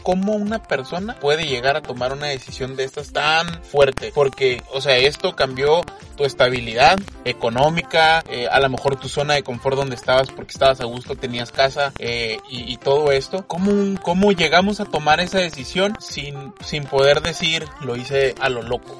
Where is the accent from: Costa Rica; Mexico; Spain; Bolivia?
Mexico; soy mexicano